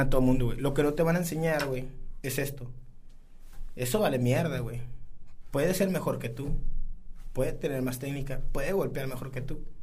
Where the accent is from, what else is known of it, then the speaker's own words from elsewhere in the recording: San Buenaventura, Coahuila, Mexico; soy sanguinense